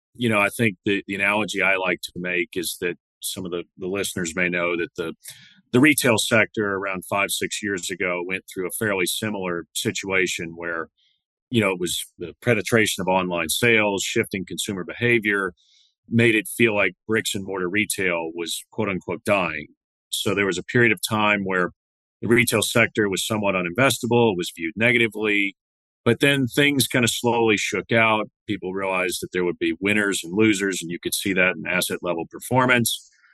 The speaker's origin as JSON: {"language": "English", "town": "Santa Fe", "region": "Texas", "country": "United States", "tie": "born or raised there", "said": "My hometown is a small town, uh, Santa Fe, Texas, often confused with Santa Fe, New Mexico, but it's a small town uh, in Galveston County"}